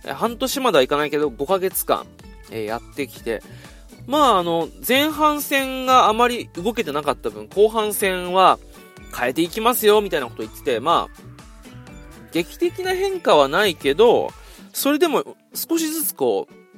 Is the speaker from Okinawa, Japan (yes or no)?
yes; Okinawa, Japan; moved away; 今、実は俺、地元沖縄に今戻ってきてるんですよ